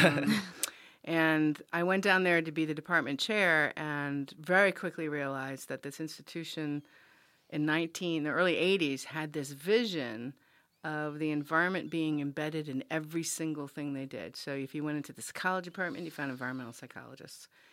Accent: Rhode Island, United States; I grew up in Rhode Island, and, and the Narragansett Reservation right next to University of Rhode Island.

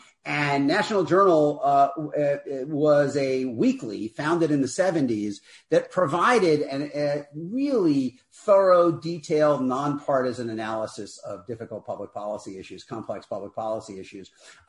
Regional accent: New York City, New York, United States; moved away as an adult; now in Los Angeles, United States; So, I grew up in New York. I grew up in Queens. My dad was an electrician. My mom worked only part of the time I was growing up. She worked as a receptionist for a doctor.

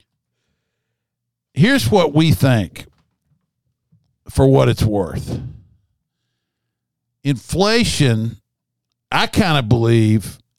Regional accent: the South, United States; I'm a Southerner, always will be.

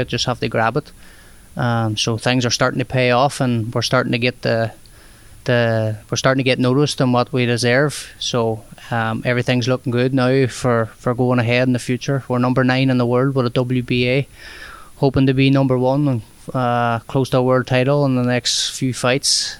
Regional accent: Derry, Northern Ireland, United Kingdom; moved away as an adult; now in St. Petersburg, United States; a lot more population is a lot bigger here than it would be in my hometown, Derry

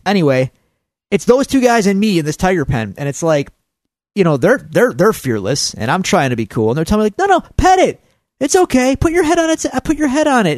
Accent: Buffalo, New York, United States; we're from Buffalo, New York

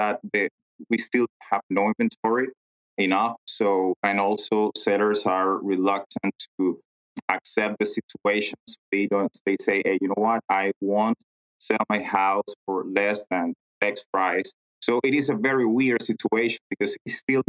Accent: Venezuela; moved away as an adult; now in United States; I'm originally from Venezuela. And then I moved to the U.S. 10 years ago

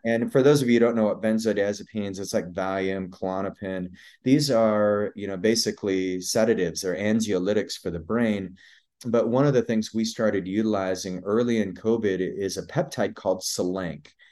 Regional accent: Idaho, United States; I, I grew up in Idaho, grew up on a cattle ranch.

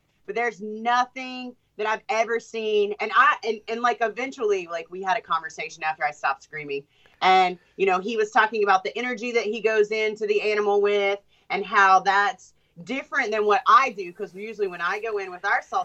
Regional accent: United States; not only am I from the United States of America, I'm a female that works with crocodiles and alligators

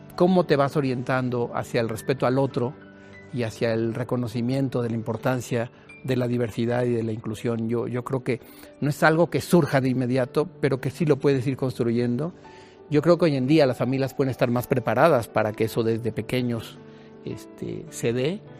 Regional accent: Mexico City, Mexico; yo nací aquí en la Ciudad de México, tengo 55 años, de madre chapaneca y de padre tabasqueño, pero afincados aquí en la Ciudad de México

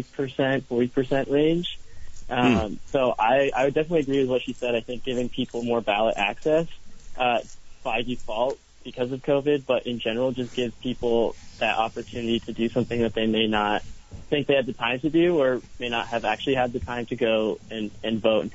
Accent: Milton, Vermont, United States; I'm from Milton, Vermont, so off just the opposite end of Chittenden County.

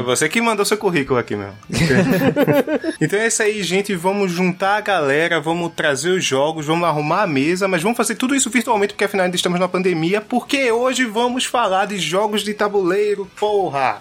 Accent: Pernambuco, Brazil; eu sou de Pernambuco

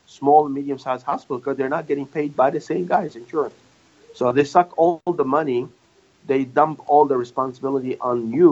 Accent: Louisiana, United States

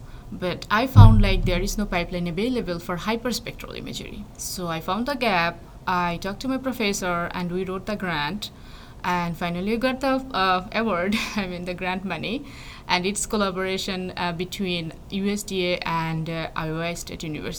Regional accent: Bangladesh; English is a second language; Well, I am from a developing country. If you know, Bangladesh is a developing country

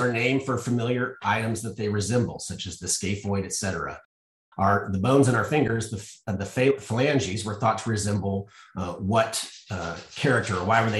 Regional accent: Colorado, United States; now in Texas, United States; I'm from Colorado originally.

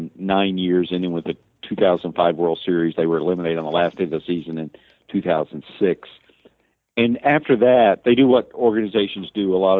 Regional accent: Texas, United States; as a Texan

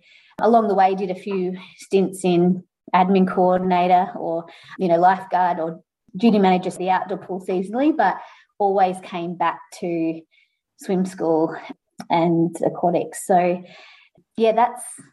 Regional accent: Mornington Peninsula, Victoria, Australia; growing up on the Mornington Peninsula

